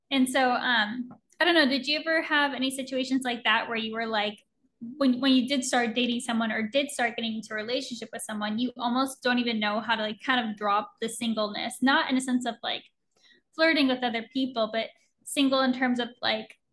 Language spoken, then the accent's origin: English; Oregon, United States; moved away as an adult; I was 20 when I moved across the country from Oregon to Florida, didn't know anybody.